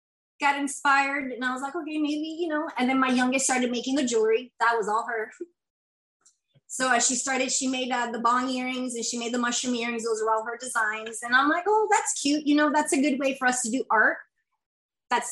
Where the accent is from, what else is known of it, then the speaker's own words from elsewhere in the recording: Kissimmee, Florida, United States; also born or lived in Puerto Rico; I'm originally from Puerto Rico. I lived there until I was 8, and then I've been in Kissimmee since pretty much my whole entire life